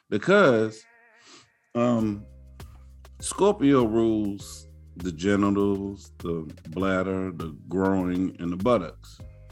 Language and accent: English; New Orleans, Louisiana, United States; I'm from New Orleans